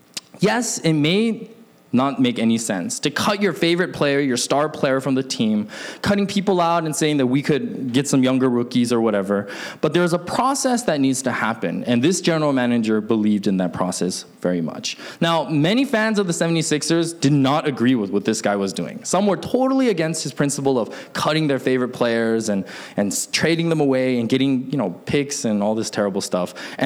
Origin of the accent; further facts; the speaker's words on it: Seattle, Washington, United States; My hometown of Seattle used to have a basketball team